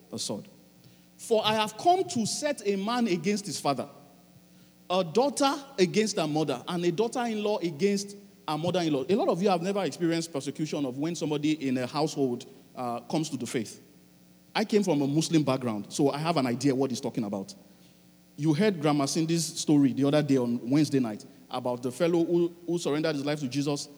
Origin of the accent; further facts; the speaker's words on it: Nigeria; now in Halifax, Canada; I'm a Nigerian